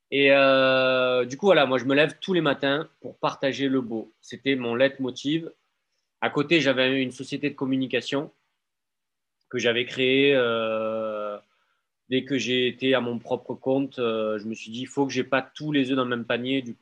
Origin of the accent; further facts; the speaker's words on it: Marseille, Provence-Alpes-Côte d'Azur, France; Je viens des quartiers nord de Marseille.